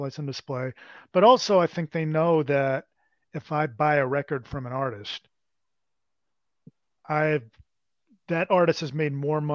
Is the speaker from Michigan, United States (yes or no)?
no; New York, United States; I'm from New York